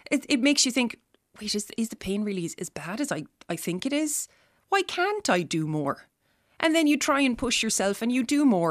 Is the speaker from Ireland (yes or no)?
yes; Tipperary, Munster, Ireland; now in Dublin, Ireland; I live in Dublin. I'm from Tipperary originally.